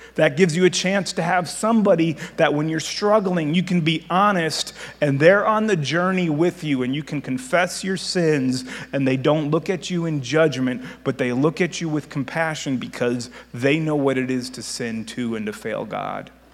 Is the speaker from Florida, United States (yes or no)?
yes; Miami, Florida, United States; moved away as an adult; also born or lived in Virginia / Missouri; I am from Miami